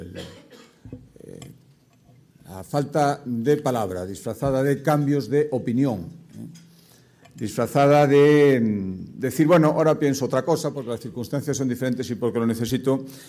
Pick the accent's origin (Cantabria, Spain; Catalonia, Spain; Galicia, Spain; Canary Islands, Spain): Galicia, Spain